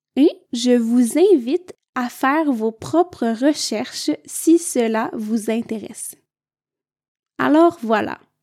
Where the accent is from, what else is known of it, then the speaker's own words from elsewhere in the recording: Quebec, Canada; je viens du Québec